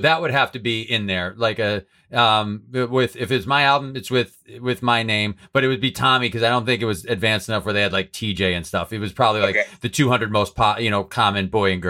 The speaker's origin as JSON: {"language": "English", "region": "New England", "country": "United States", "said": "I'm from New England"}